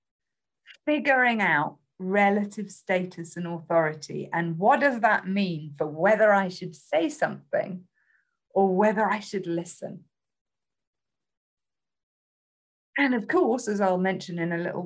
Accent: United Kingdom; accent: British; my accent

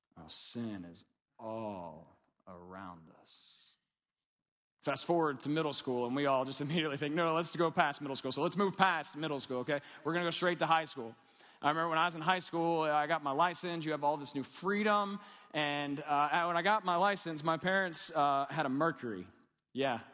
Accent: Kentucky, United States; I'm from Kentucky.

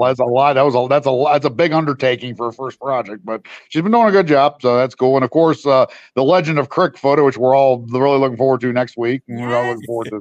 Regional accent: West Virginia, United States; I'm from West Virginia

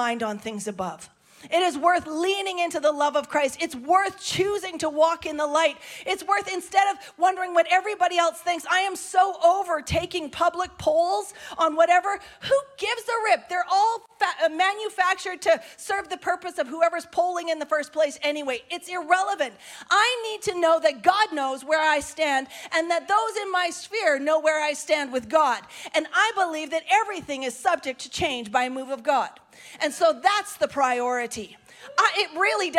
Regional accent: Canada; we're so Canadian sometimes

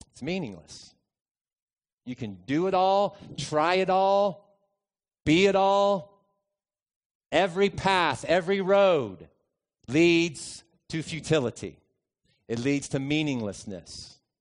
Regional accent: United States; also born or lived in Lexington; I'm an American ethnically

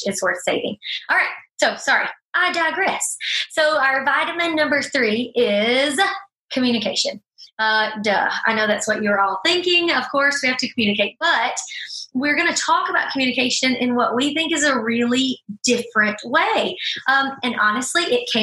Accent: Alabama, United States; we are from Alabama

